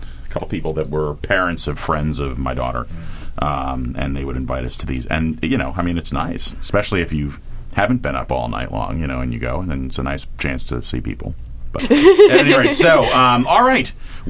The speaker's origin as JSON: {"language": "English", "town": "New York City", "region": "New York", "country": "United States", "tie": "born or raised there", "said": "even though I grew up in New York City"}